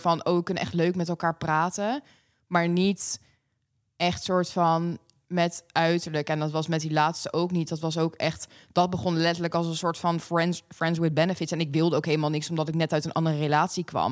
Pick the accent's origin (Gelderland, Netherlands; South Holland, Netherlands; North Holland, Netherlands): South Holland, Netherlands; Pijnacker; moved away as an adult; now in The Hague, Netherlands; ik kom oorspronkelijk uit Pain City. Pijnakker. daar heb ik uh, tot mijn 21ste